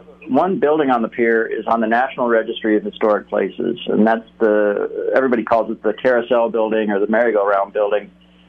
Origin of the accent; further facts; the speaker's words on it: Western Colorado, United States; moved away as an adult; also born or lived in Newport Beach / Santa Monica; I grew up in Western Colorado.